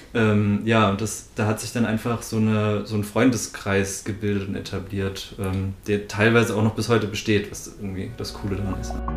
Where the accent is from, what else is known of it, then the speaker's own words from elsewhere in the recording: near Naumburg an der Saale, Saxony-Anhalt, Germany; der Nähe von Naumburg an der Saale